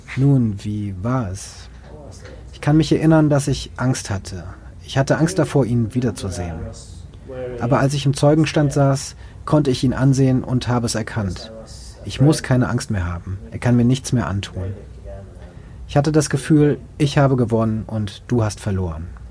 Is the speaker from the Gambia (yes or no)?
no; Finnmark, Norway; in Finnmark, wo ich herkomme, eine sehr niedrige Kriminalitätsrate.